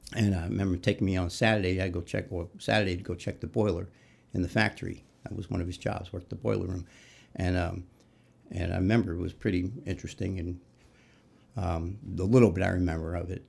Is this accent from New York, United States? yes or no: yes; New York City, New York, United States; moved away as an adult; also born or lived in Newport News, Virginia; now in Indianapolis, United States; I grew up in New York City, uh, Queens, and, um, lived there through, went to high school